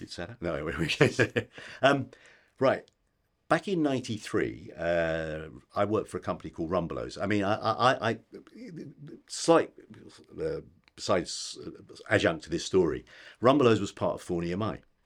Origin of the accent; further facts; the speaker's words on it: United Kingdom; we're British